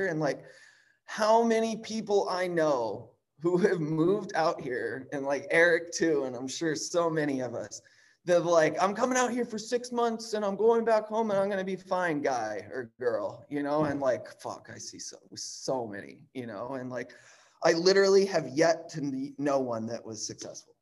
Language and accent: English; Chicago, Illinois, United States; I grew up in Chicago